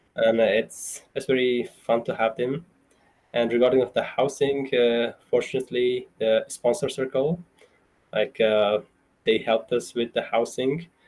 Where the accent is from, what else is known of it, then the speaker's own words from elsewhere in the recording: central Afghanistan, Afghanistan; moved away as an adult; now in Idaho Falls, United States; I grew up in Afghanistan